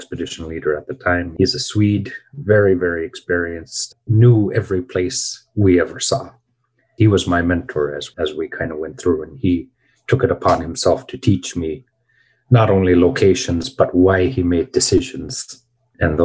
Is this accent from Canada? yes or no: yes; Nain, Newfoundland and Labrador, Canada; also born or lived in Makkovik, Canada; I grew up in Nain and Makovic in Nunatsiavut, which is one of the four Inuit regions in Canada